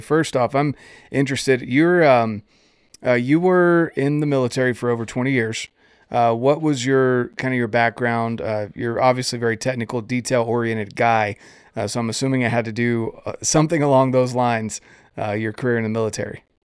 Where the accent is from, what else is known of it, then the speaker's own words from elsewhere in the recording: Fort Bragg, North Carolina, United States; I grew up right outside of Fort Bragg